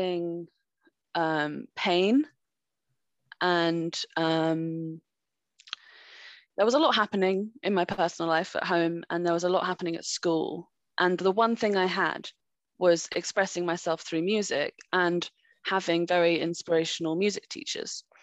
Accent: France; moved away; I grew up in France and they might have picked up on, I used to have a bit of an accent.

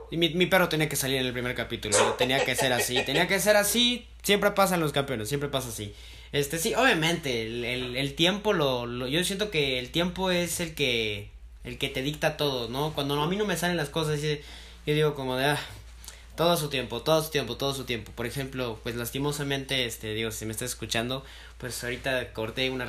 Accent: Mexico City, Mexico; Fíjate que dicen que también los chilangos hablamos con acento. No, no le encuentro. Aún no le encuentro el acento

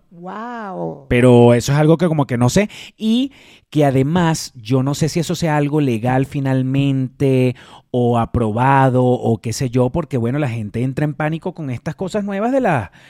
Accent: Venezuela; Sobre todo si somos venezolanos.

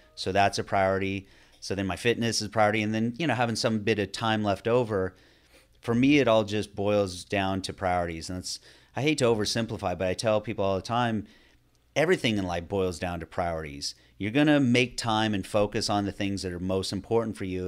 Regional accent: Northern California, United States; now in Florida, United States; I grew up in Northern California

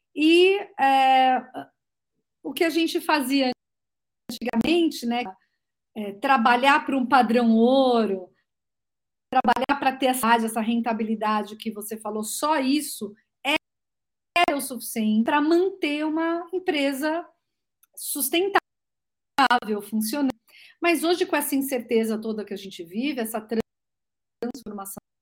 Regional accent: Santos, São Paulo, Brazil; sou nascida em Santos, tenho 52 anos, é, sou da praia

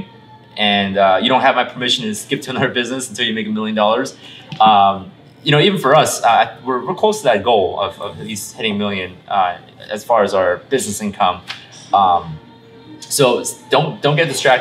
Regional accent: Illinois, United States; Illinois, which is my home state

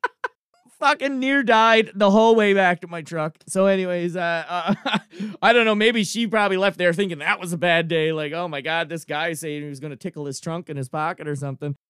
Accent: Cape Breton, Nova Scotia, Canada; I'm an East Coaster, I'm from Cape Breton

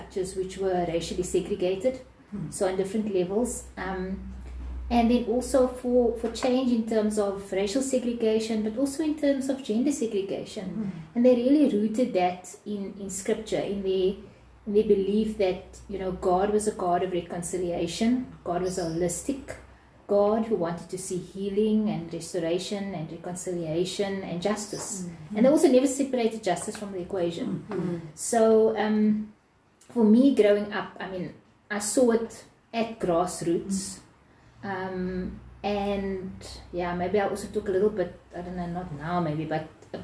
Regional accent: Cape Town, Western Cape, South Africa; I was born and bred in Retreat

